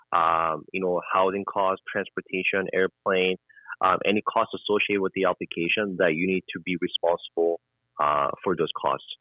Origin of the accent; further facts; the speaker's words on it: South Korea; also born or lived in Halifax, Canada; now in Edmonton, Canada; I am mm-hmm. from South Korea. I was born in South Korea.